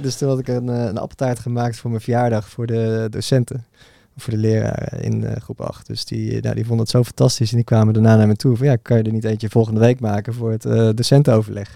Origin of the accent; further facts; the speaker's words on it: Bunnik, Utrecht, Netherlands; ik ben oorspronkelijk geboren in Utrecht. daar niet heel veel van meegekregen. Want toen ik een jaartje of vier was, toen zijn we verhuisd naar Bunnik. En daar eigenlijk mijn hele jeugd gewoond